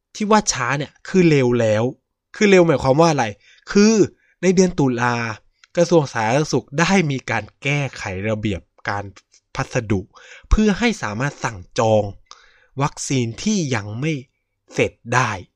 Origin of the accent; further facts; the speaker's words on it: Chonburi, Thailand; ผมเป็นคนจังหวัดชลบุรี